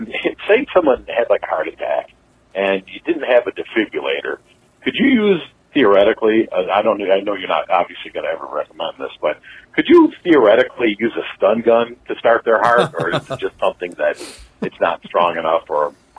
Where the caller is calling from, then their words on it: Buffalo, New York, United States; I'm just calling from Buffalo, New York.